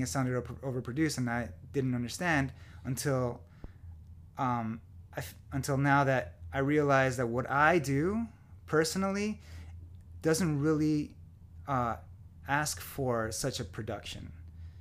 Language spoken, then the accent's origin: English; Florida, United States; moved away as an adult; also born or lived in California; now in Nashville, United States; I'm from Florida